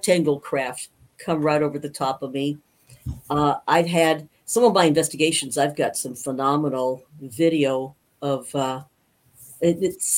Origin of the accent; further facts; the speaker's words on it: Safford, Arizona, United States; also born or lived in Grand Rapids, Michigan; I grew up in Safford, Arizona